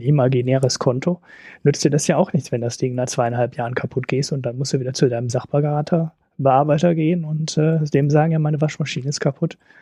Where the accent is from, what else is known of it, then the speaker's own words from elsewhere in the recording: Germany; als Deutscher